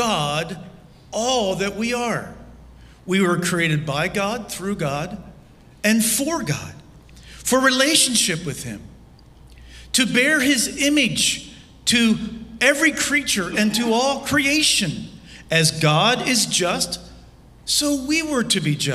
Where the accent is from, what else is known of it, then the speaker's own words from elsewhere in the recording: Lancaster, Pennsylvania, United States; I was standing in my parents' garage as a 19-year-old in my hometown of Lancaster, Pennsylvania